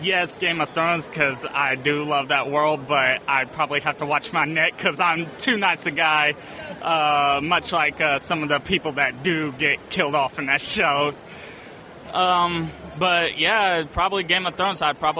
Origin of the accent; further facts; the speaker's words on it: Indianapolis, Indiana, United States; I'm from Indianapolis, Indiana.